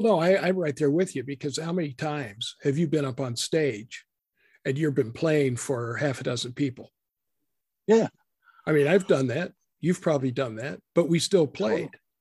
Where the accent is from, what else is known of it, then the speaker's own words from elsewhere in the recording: Boise, Idaho, United States; moved away; also born or lived in Texas; when I was growing up in Boise, Idaho